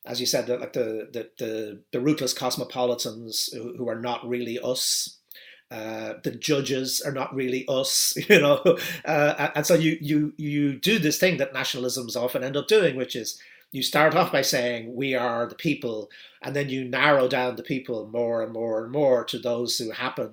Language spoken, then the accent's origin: English; Ireland; I'm Irish